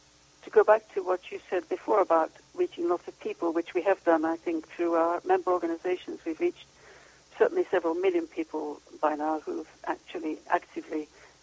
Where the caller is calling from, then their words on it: Stockholm, Stockholm County, Sweden; From Stockholm, Sweden.